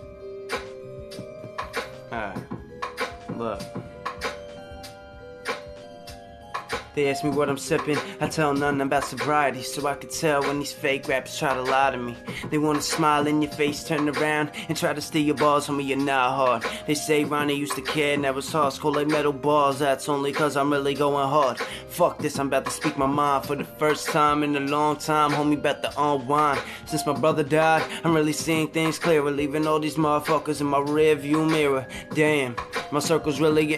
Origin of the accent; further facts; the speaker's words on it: New York City, New York, United States; I'm from New York, bro. I grew up a boat ride from the city